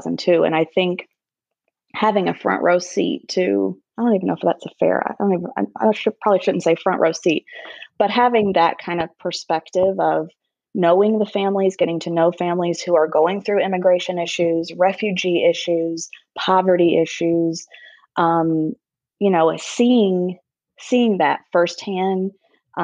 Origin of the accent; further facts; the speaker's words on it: Charleston, South Carolina, United States; moved away as an adult; now in Chicago, United States; growing up in Charleston, South Carolina